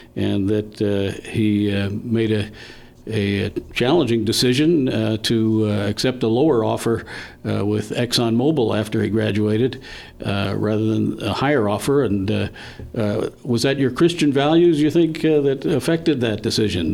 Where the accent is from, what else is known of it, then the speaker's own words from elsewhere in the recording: Mineola, New York, United States; was born in Mineola on Long Island